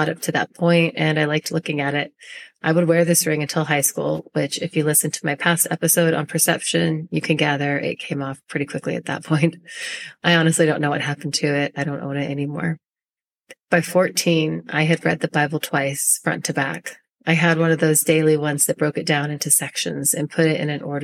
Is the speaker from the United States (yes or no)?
yes; Northern California, United States; I was born and raised in a small town in Northern California